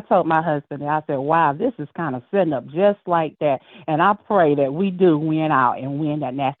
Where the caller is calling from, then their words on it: Abbeville, Alabama, United States; I'm calling from Abbeville, Alabama.